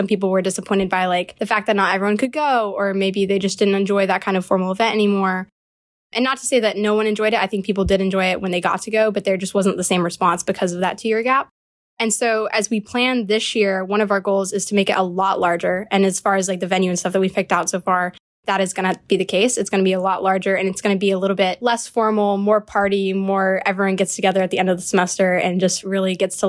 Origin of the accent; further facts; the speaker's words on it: Falls Church, Virginia, United States; I'm from Falls Church, Virginia. Kind of, I grew up moving around a lot, so this is the most recent location.